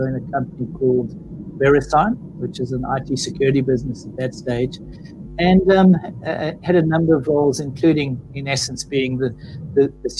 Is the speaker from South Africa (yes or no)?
yes; South Africa; moved away as an adult; now in Australia; based on my accent, I'm clearly not born and bred in Australia. I'm South African.